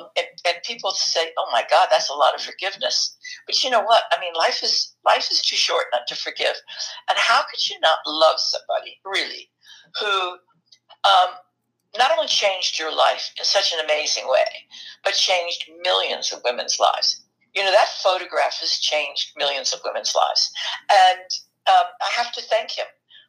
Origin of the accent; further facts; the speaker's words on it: Germany; born there; because I was born in Germany.